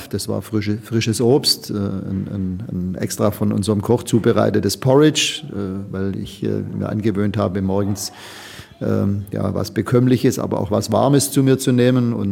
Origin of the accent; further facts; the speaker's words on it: Leipzig, Saxony, Germany; Ich habe äh, äh, als Leipziger die, die, die Leipziger Volkszeitung abonniert